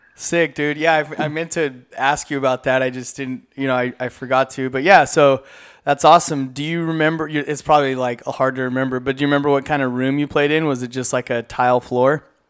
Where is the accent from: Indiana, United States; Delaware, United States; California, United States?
California, United States; Inland Empire; also born or lived in Central Coast, California; I grew up in the Inland Empire. Like I grew up like right by the Showcase Theater